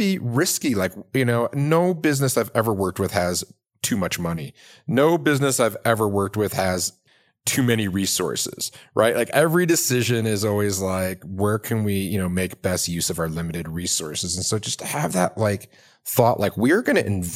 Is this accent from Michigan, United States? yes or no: yes; outside of Detroit, Michigan, United States; now in Boulder, United States; I'm from the Midwest. I'm from, you know, grew up in outside of Detroit